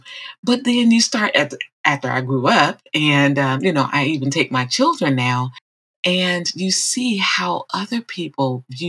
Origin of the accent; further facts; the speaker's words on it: Chicago, Illinois, United States; First of all, shout out to Chi-Town.